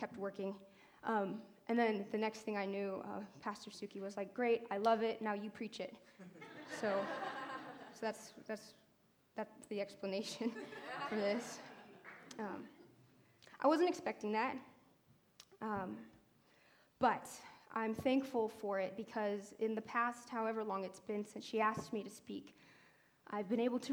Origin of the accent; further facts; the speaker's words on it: United States; now in Berkeley, United States; I'm not from here. I'm from Lake Tahoe